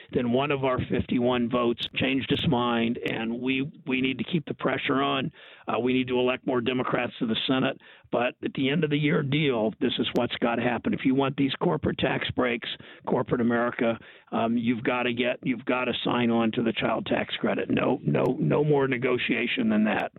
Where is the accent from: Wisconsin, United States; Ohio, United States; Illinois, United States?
Ohio, United States; you're in my home state, Joe, in Ohio